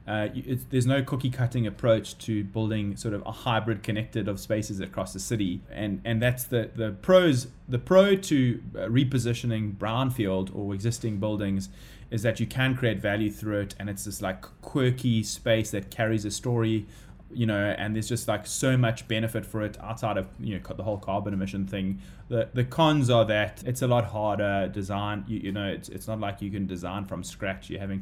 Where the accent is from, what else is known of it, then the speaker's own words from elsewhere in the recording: Durban, KwaZulu-Natal, South Africa; now in Cape Town, South Africa; you know, we're from Durban, we don't have our parents up here and stuff like that, so it's all sort of we have to do it ourselves. I mean, lucky we're living in Sea Point